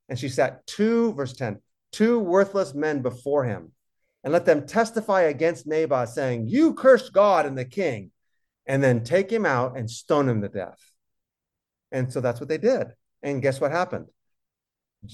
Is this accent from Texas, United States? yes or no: no; California, United States; also born or lived in Boston / Philadelphia; I was born in Boston. I moved to California when I was 3.5 years old. So I don't have ties to the land at all. It was easy for me to go back to Philadelphia for 5 years to work on my PhD.